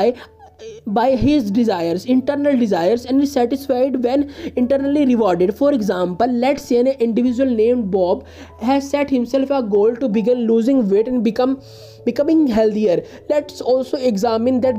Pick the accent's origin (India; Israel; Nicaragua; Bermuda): India; I am from India.